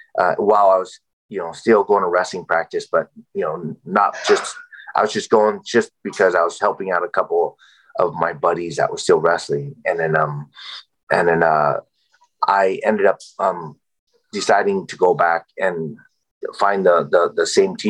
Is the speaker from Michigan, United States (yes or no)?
no; San Jose, California, United States; also born or lived in Vietnam; San Jose State, where I, you know, my hometown